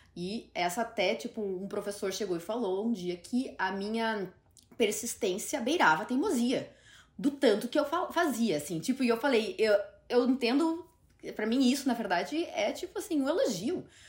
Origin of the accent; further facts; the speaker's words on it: Curitiba, Paraná, Brazil; moved away as an adult; also born or lived in Ireland; now in New York, United States; porque Curitiba é minha casa, é minha cidade natal